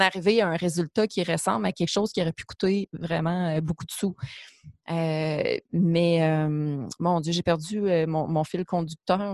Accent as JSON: {"language": "French", "area": "Abitibi", "region": "Quebec", "country": "Canada", "tie": "born or raised there", "also_born_or_lived": "Montreal", "moved": "as an adult", "said": "j'ai grandi en Abitibi"}